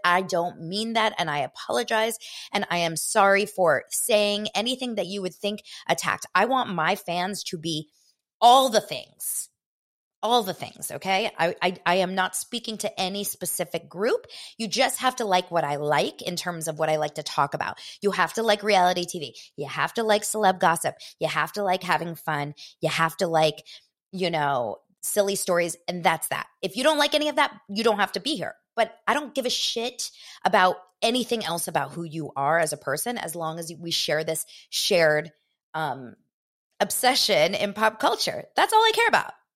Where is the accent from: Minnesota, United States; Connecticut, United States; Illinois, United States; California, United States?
California, United States; Los Angeles; I grew up here in Los Angeles.